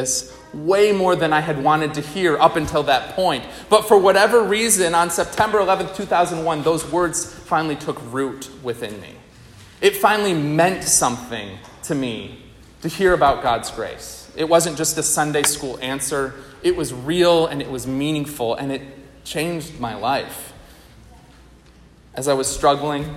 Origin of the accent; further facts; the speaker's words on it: outside of Albany, New York, United States; I grew up outside of Albany, New York.